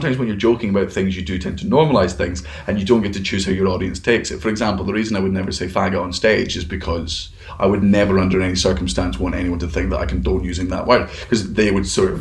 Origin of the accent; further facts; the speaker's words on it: Fife, Scotland, United Kingdom; I grew up in Fife